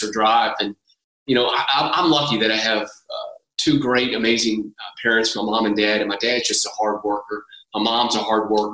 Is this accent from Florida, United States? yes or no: no; Louisville, Kentucky, United States; I grew up here in Louisville, Kentucky, like a lot of people in this town.